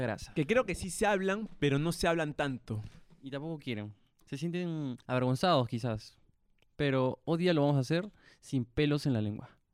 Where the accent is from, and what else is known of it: Peru